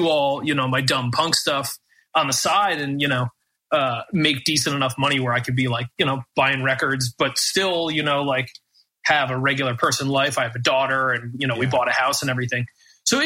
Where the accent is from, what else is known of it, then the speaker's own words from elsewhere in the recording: United States; as an American